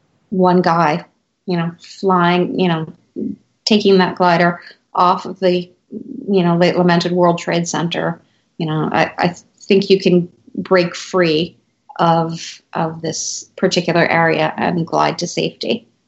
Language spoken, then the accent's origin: English; New York City, New York, United States; that's a New Yorker thing, though. I mean, we walk everywhere.